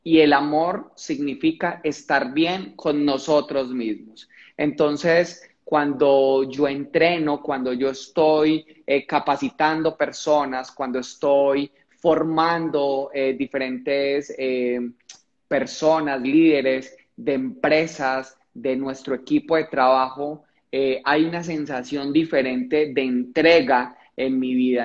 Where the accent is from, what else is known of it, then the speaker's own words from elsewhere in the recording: Colombia; cuando llego a la capital de Colombia, Bogotá